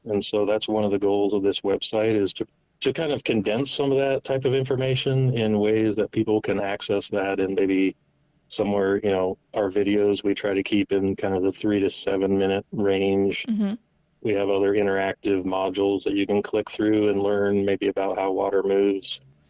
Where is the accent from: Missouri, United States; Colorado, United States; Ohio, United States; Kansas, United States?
Ohio, United States; moved away as an adult; also born or lived in North Carolina; now in Nebraska, United States; I was raised in Ohio, kind of a country kid. I grew up playing a lot in the woods and hunting and fishing.